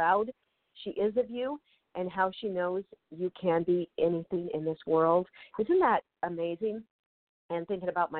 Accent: Federal Way, Washington, United States; now in Los Angeles, United States; my hometown, Federal Way, Washington

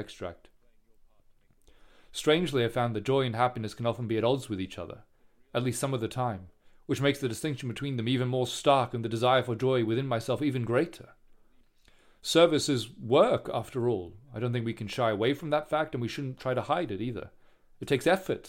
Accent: Singapore; I grew up in Singapore

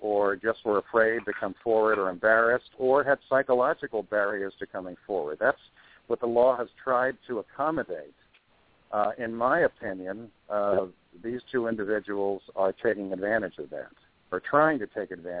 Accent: Englewood, New Jersey, United States; also born or lived in New York; I was born in New York, but raised partly in New York, but mostly in Englewood, New Jersey

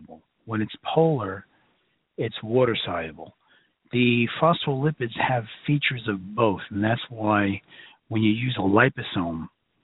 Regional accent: New York City, New York, United States; accent: Brooklyn; my Brooklyn accent's coming out tonight

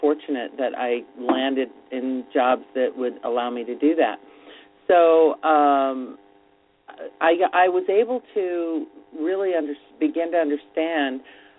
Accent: Missoula, Montana, United States; born there; also born or lived in Ann Arbor, Michigan / Florida / New Jersey; now in New York, United States; And I was born in Missoula, Montana. You know, there are about maybe 10 other people who were born there.

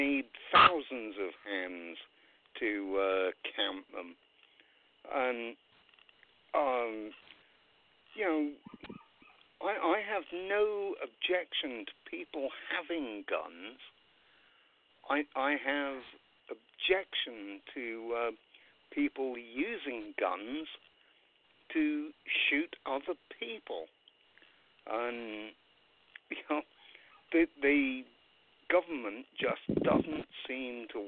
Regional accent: England, United Kingdom; now in United States; I come from England, as you've probably guessed by my accent.

